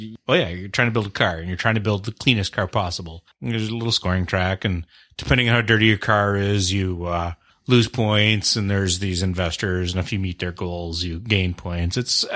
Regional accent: Canada; I'm the Canadian.

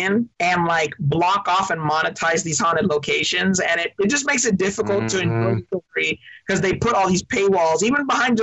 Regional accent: Long Beach, California, United States; I was born in Long Beach, California.

